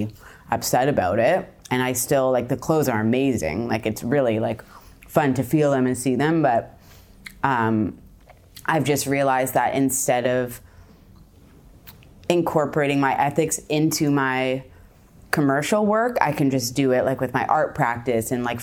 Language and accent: English; Victoria, British Columbia, Canada; now in Toronto, Canada; I'm from Victoria